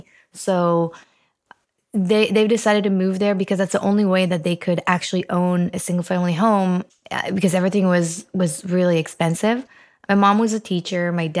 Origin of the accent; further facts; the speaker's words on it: Israel; Yeah, that's right. I was born in Israel. Actually, I came from a very, very small, I wouldn't call it a village, but it was a very, very small place on top of a mountain.